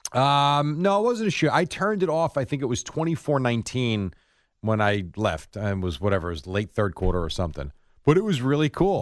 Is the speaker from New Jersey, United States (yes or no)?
yes; New Jersey, United States; born or raised there; also born or lived in Brooklyn, New York